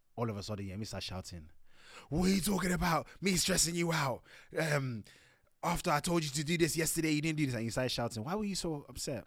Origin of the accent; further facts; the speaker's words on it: Nigeria; We're Nigerian